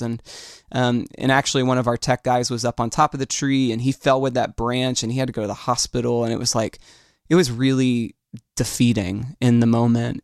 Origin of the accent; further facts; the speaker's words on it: Orlando, Florida, United States; I am from Orlando. This is, uh, this is my home, and it's where I, um, have chosen to be